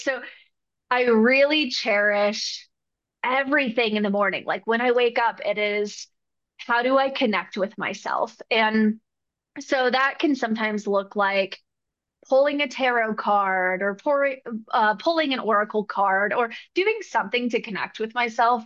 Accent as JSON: {"language": "English", "town": "Arcata", "region": "California", "country": "United States", "tie": "born or raised there", "also_born_or_lived": "New Mexico", "moved": "yes", "lives_now": "Denver, United States", "said": "I grew up in Northern California, up in the Redwoods near Oregon, little place called Arcata, California."}